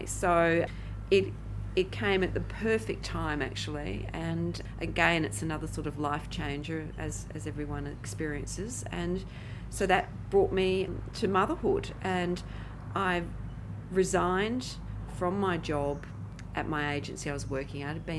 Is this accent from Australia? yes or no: yes; Perth, Western Australia, Australia; moved away as an adult; also born or lived in Sydney; now in Perth, Australia; coming back to Perth would be a natural thing for me